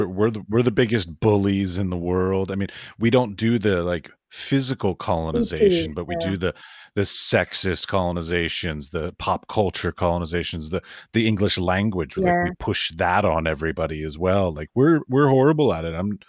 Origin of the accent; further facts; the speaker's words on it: United States; I'm from America.